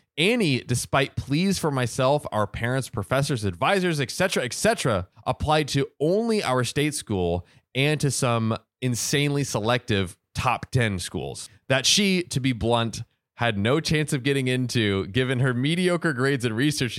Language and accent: English; West Coast, United States; We're from the West Coast.